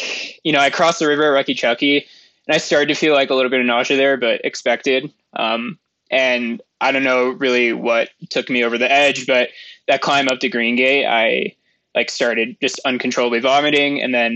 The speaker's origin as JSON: {"language": "English", "town": "Moraga", "region": "California", "country": "United States", "tie": "born or raised there", "also_born_or_lived": "San Francisco, United States / Santa Barbara, United States", "lives_now": "Mammoth Lakes, United States", "said": "I grew up in Moraga, California"}